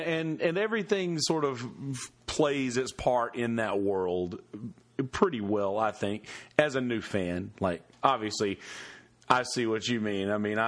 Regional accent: Bennettsville, South Carolina, United States; I'm from Bennettsville, South Carolina.

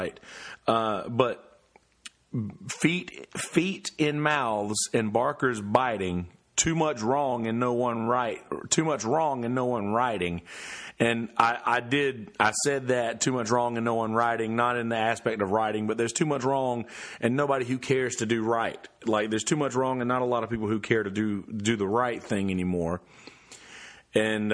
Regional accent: the South, United States; I'm from the South. I'm from the country.

